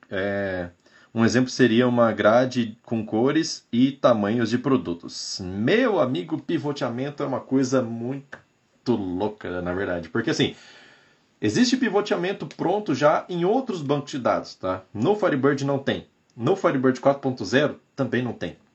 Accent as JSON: {"language": "Portuguese", "town": "São Benedito", "region": "Ceará", "country": "Brazil", "said": "Sou de São Benedito, Ceará."}